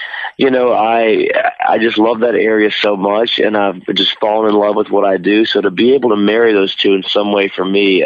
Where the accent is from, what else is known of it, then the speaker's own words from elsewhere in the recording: Thomasville, Georgia, United States; now in Los Angeles, United States; growing up in Thomasville, I know the city so well.